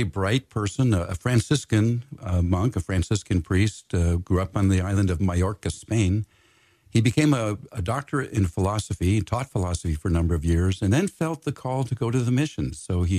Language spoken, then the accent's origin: English; California, United States; as a Californian, he's especially close to my heart and a very, very famous person here.